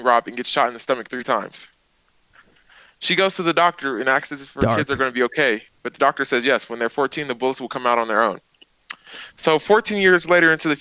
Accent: Colorado, United States; I'm from Colorado

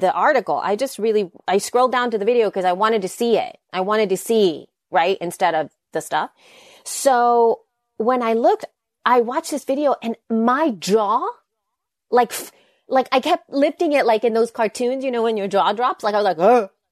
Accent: El Salvador; English is a second language; moved away; I'm from El Salvador. I, English is my second language.

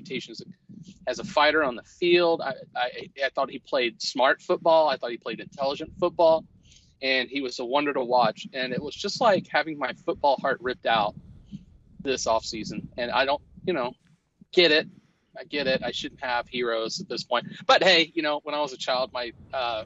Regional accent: Houston, Texas, United States; I grew up in Houston.

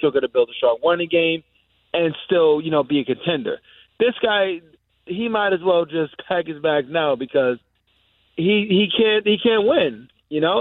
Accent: New York, United States; I'm from New York

